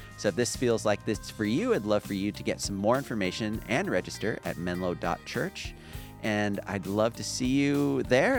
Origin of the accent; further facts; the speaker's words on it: La Palma, California, United States; also born or lived in Long Beach, California; my hometown is La Palma